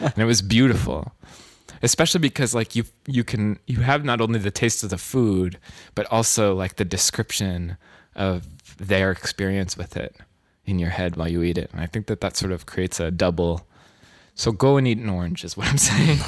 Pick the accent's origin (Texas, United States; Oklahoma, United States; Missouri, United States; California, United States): California, United States; now in New York, United States; I'm from California